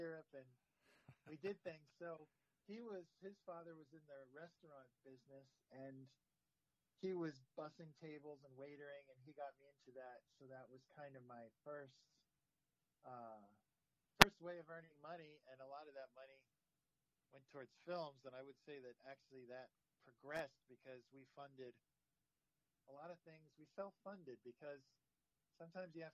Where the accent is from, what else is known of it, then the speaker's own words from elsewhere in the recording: New Jersey, United States; moved away as an adult; now in Hawaii, United States; since I grew up in New Jersey, my New Jersey attitude